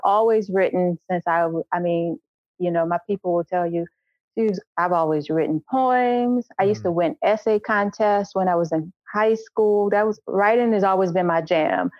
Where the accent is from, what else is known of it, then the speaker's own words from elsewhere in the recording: New Orleans, Louisiana, United States; moved away as an adult; also born or lived in Los Angeles / Macon; now in Chicago, United States; I needed to leave New Orleans. I had to get out of New Orleans. Like I could not I was that person who was not going to live in my hometown